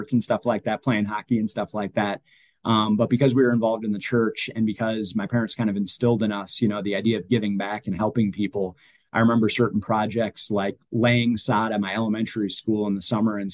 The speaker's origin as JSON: {"language": "English", "region": "Minnesota", "country": "United States", "tie": "born or raised there", "also_born_or_lived": "Nebraska / Virginia", "moved": "as an adult", "lives_now": "Asheville, United States", "said": "that's what I grew up with on the frozen ponds of Minnesota"}